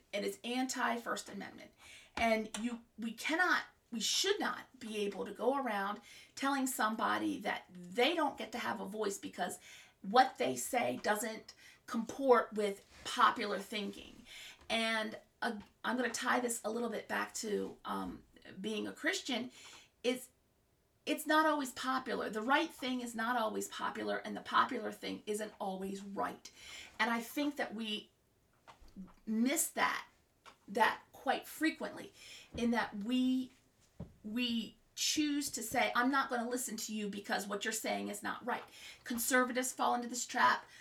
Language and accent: English; Maryland, United States; also born or lived in Virginia / Florida; we moved back to my home state of Maryland